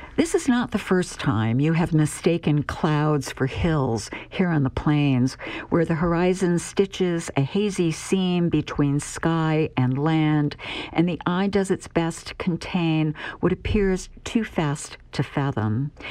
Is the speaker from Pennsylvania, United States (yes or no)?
yes; Pennsylvania, United States; also born or lived in Southwest Virginia; now in Nebraska, United States; I'm originally from Pennsylvania and before I moved to Nebraska, I lived in Southwest Virginia